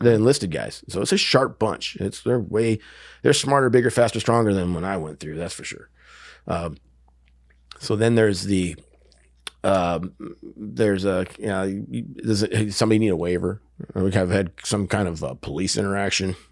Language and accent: English; Wisconsin, United States; moved away; I grew up in Wisconsin.